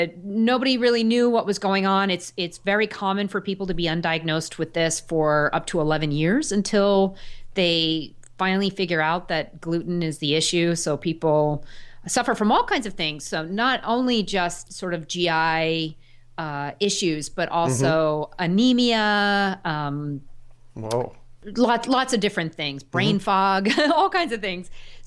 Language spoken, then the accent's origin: English; Sagaponack, New York, United States; my summer job was working on an organic farm down in my hometown. Yes, when I was in high school and college, and the farm is still there. It's in Sagaponack, New York. I grew up on the eastern end of Long Island, near the ocean.